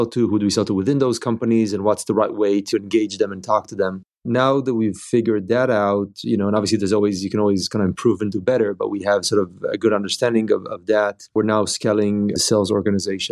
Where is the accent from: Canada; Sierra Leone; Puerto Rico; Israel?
Israel; moved away as an adult; now in Bay Area, United States; we've been living here in the Bay Area for the last 10 years, but we're originally from Israel.